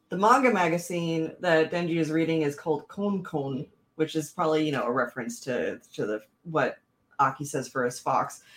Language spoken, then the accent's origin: English; Washington, United States; I'm from Washington